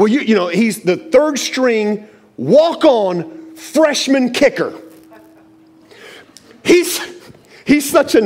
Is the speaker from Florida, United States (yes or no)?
yes; Tampa, Florida, United States; also born or lived in Gainesville, Florida; I'm from Tampa.